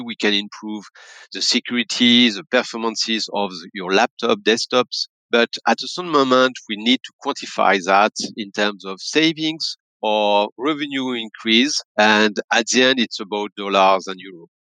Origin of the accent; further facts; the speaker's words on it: France; accent: French; English is a second language; also born or lived in Paris; my accent will tell you that I'm French, based in Paris